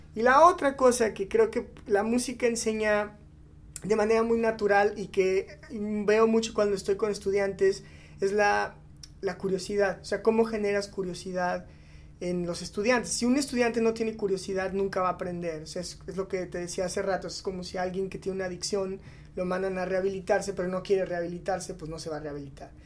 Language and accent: Spanish; Mexico; somos mexicanos